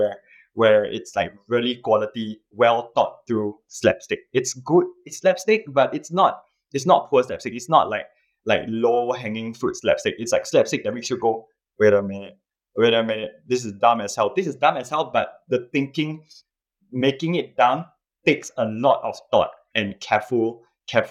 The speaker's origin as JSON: {"language": "English", "country": "Singapore", "said": "I'm a Singaporean. I live in Singapore"}